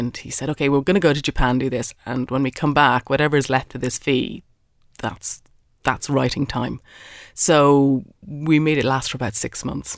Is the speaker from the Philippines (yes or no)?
no; Ireland; I'm an Irish writer